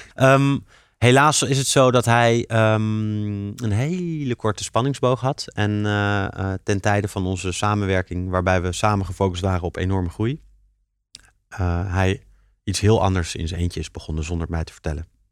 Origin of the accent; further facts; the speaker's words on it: Leiden, South Holland, Netherlands; een Leidse jongen en ik vind het heel fijn om in Leiden mijn bedrijf op te zetten.